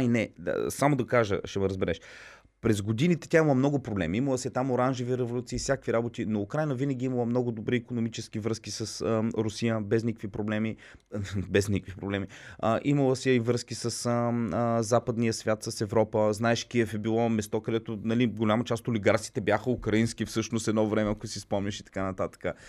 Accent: Plovdiv, Plovdiv Province, Bulgaria; нито съм украинец, нито съм руснак. Аз съм плодивчанин.

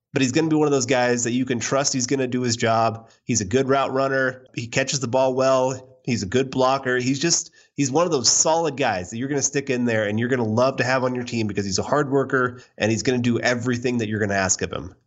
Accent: Kansas, United States; from my home state

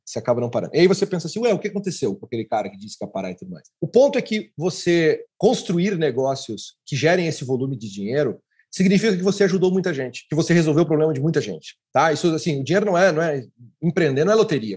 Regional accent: Santa Maria, Rio Grande do Sul, Brazil; Universidade Federal em Santa Maria, lá da minha cidade

